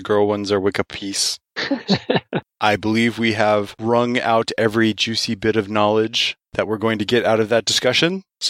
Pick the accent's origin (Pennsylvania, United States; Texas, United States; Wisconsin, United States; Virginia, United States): Texas, United States; I'm a Texan.